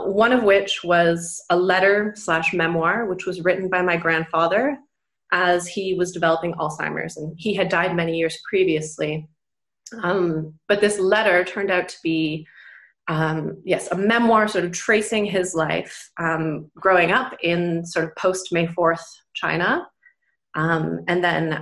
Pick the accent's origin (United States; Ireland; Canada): Canada; moved away as an adult; also born or lived in United Kingdom; now in Germany; I grew up in Canada, so I live now in Germany. I lived in the UK for a long time.